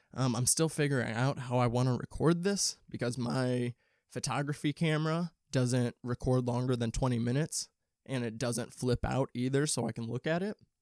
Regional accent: St. Louis, Missouri, United States; moved away as an adult; now in Los Angeles, United States; I'm from the Midwest. I'm not from L A originally. I'm from Saint Louis, Saint Louis, Missouri. And I moved out here two years ago

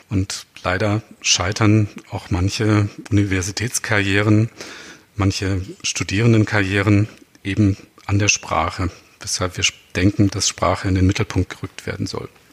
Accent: Baden-Württemberg, Germany; first language Baden dialect (Alemannic/Badisch); Meine erste Fremdsprache war wahrscheinlich Hochdeutsch, denn ich bin in Baden geboren

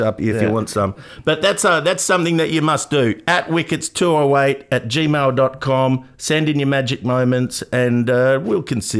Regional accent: Australia; So I'm 50% Welsh, just as Welsh as I am Aussie.

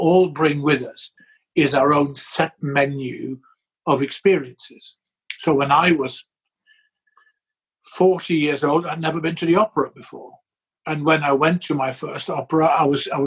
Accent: near Maastricht, Limburg, Netherlands; moved away as an adult; also born or lived in Norwich / Hull / Manchester / Salford; now in Sheffield, United Kingdom; I was born in the Netherlands, in the south of the Netherlands, in a town near Maastricht, and went to school there and went to uni there

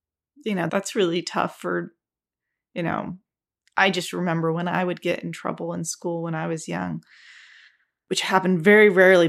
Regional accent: Russia; also born or lived in Ukraine / United States; So I grew up in Russia and then Ukraine. And then in America every 4 years. And so I never fit in any of them.

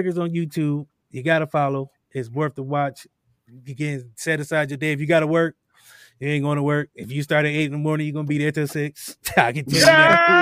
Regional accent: Akron, Ohio, United States; Growing up in Akron, Ohio

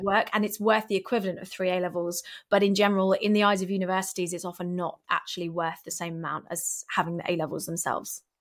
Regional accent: London, United Kingdom; I'm from London and I'm a musician

